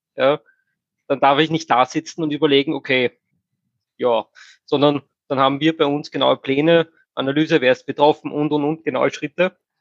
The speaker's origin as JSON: {"language": "German", "country": "Austria", "said": "bei uns in Österreich"}